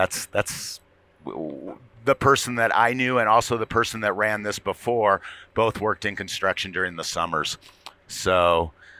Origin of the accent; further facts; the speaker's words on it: San Diego, California, United States; I grew up in San Diego, California